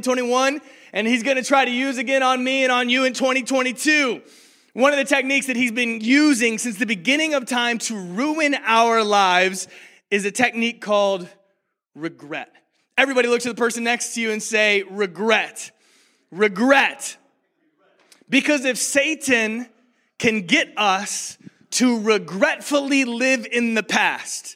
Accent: Rockford, Illinois, United States; also born or lived in Lynchburg, Virginia; to Rockford, Illinois, where I grew up.

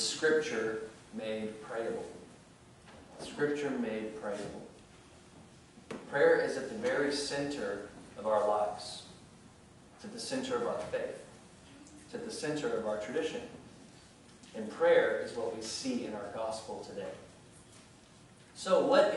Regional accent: rural Louisiana, United States; When I was a young child in rural Louisiana, yes, I am from Louisiana

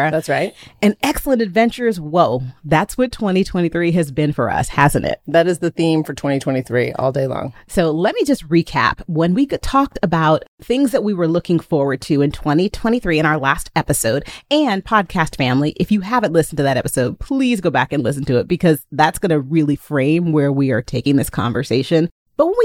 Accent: Texas, United States; moved away as an adult; now in Las Vegas, United States; I am a Texan. Born and raised

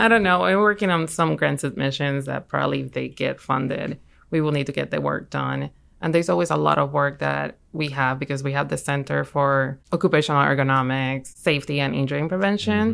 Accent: Puerto Rico; moved away as an adult; also born or lived in Michigan; now in Alabama, United States; I'm from Puerto Rico.

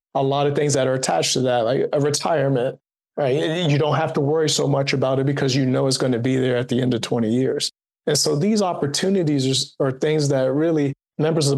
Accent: Washington, District of Columbia, United States; moved away; I was born and raised right in Washington, D.C., born in Southeast, grew up in Northwest Washington, D.C.

